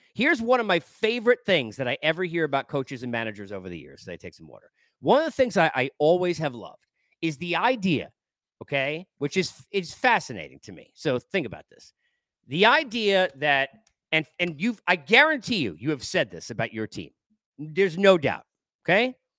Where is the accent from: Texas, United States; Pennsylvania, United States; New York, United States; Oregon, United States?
New York, United States; moved away; I grew up in New York